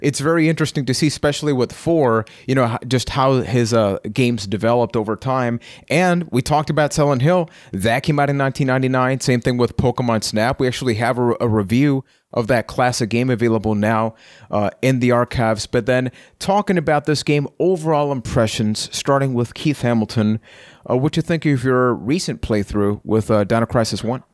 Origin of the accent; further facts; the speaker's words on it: Puerto Rico; I am from Puerto Rico